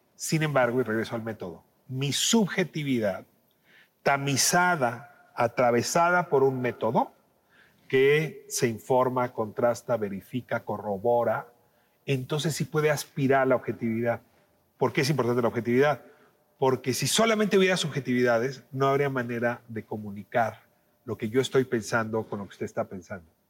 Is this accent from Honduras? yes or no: no; Mexico; 8 de cada 10 mexicanas y mexicanos queríamos